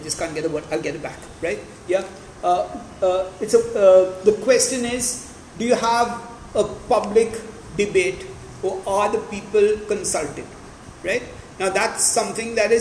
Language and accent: English; Maharashtra, India; I was brought up in Maharashtra